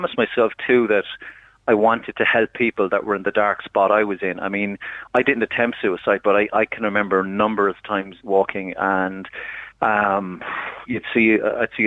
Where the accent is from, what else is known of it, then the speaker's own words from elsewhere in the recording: Ireland; being an Irish man